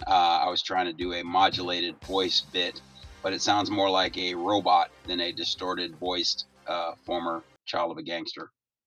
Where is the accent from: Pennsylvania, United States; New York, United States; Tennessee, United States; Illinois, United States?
Illinois, United States; Chicago; also born or lived in Oregon; now in San Diego, United States; I came here from Oregon, but I grew up in Chicago.